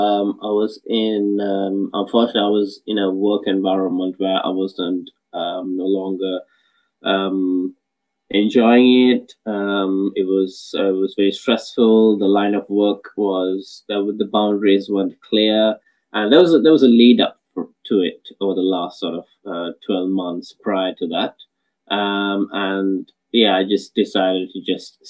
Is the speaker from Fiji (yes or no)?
no; Sri Lanka; moved away as an adult; now in United Kingdom; I'm originally from Sri Lanka, and I moved to the UK for my higher studies in engineering back in 2009.